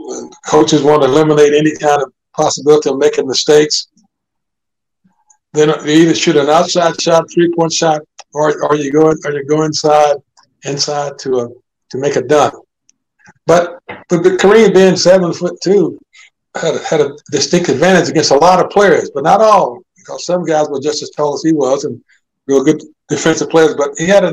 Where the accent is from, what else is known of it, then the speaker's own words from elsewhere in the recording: Indianapolis, Indiana, United States; he thought I would do it just because I was from Indianapolis.